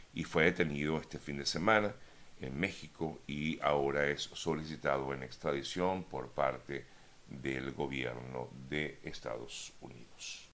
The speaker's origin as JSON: {"language": "Spanish", "country": "Venezuela", "said": "como venezolanos y también como periodistas"}